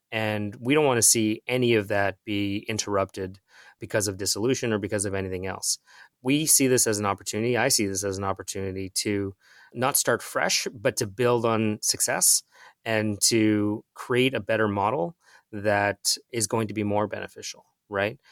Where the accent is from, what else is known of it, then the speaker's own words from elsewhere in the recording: Mississauga, Ontario, Canada; I grew up in Mississauga. My parents still live here